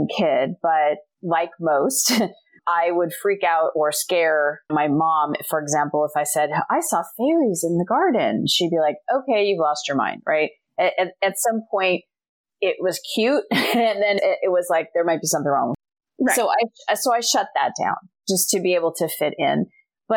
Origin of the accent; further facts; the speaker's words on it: Scottsdale, Arizona, United States; moved away as an adult; also born or lived in Chicago / California / Philadelphia / Montreal, Canada; I was born and raised in Scottsdale, Arizona